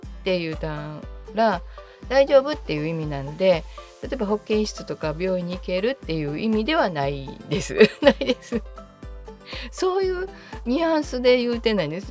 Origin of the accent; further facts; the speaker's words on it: Kansai, Japan; 私が関西出身